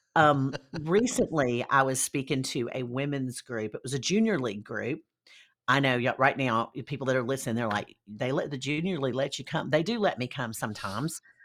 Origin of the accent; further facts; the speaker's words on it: Deep South, United States; I am from the Deep South.